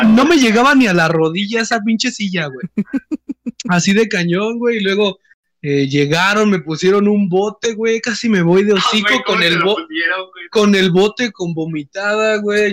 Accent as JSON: {"language": "Spanish", "town": "Acolman", "region": "State of Mexico", "country": "Mexico", "said": "somos del, Estado de México, de Acolman, para ser más exactos"}